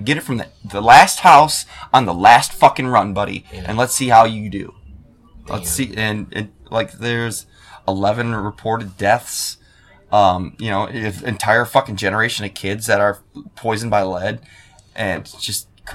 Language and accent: English; Clio, Michigan, United States; also born or lived in Flint, Michigan; I'm from Clio, which is two towns north of Flint